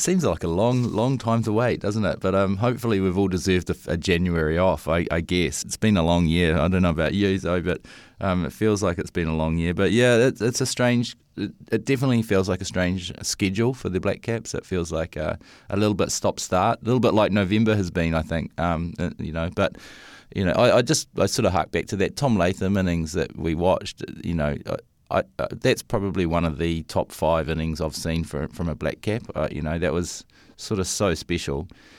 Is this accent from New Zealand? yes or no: yes; New Zealand; I noticed that they quite often being South Africans or Australians, and I'm the New Zealander, and I keep losing.